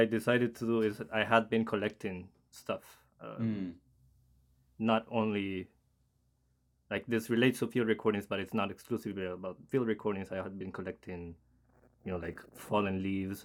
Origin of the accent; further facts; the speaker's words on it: Costa Rica; now in Cambridge, United States; I'm from Costa Rica originally